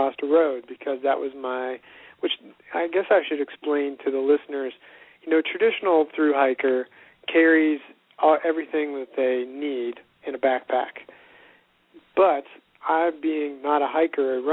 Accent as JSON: {"language": "English", "region": "West Virginia", "country": "United States", "tie": "born or raised there", "said": "Growing up in West Virginia"}